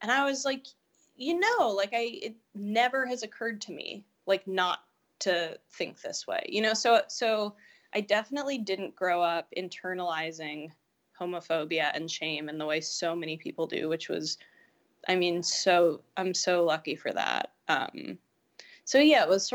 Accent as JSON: {"language": "English", "town": "New York City", "region": "New York", "country": "United States", "tie": "born or raised there", "said": "I grew up in Greenwich Village, which is like the gayest neighborhood in New York City"}